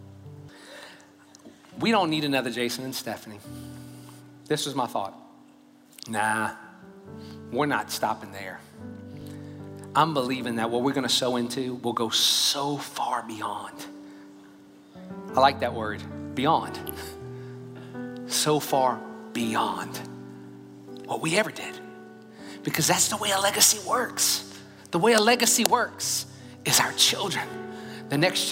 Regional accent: Louisiana, United States; now in Katy, United States; I'm from Louisiana, by the way, okay? Just in Texas now.

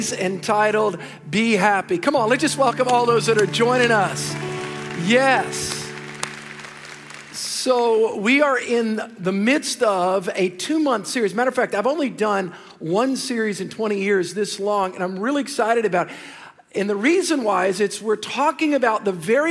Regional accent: the South, United States; I'm from the South

